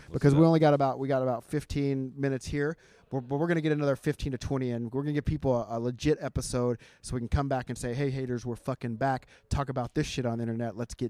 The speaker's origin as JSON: {"language": "English", "country": "United States", "said": "I'm American"}